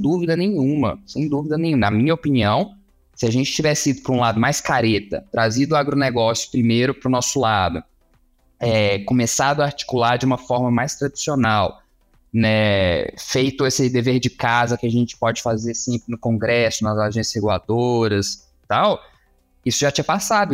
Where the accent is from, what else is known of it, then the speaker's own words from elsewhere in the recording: Juiz de Fora, Minas Gerais, Brazil; also born or lived in Uruguay / Canada / Belo Horizonte; now in Brasília, Brazil; Eu sou mineiro de Juiz de Fora